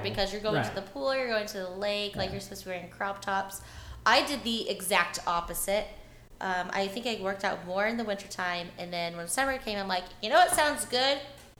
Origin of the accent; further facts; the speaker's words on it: Springfield, Missouri, United States; also born or lived in St. Louis, Missouri; I'm from Springfield.